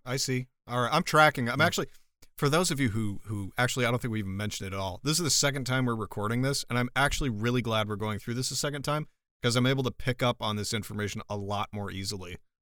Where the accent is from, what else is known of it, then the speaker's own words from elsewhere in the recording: United States; I'm American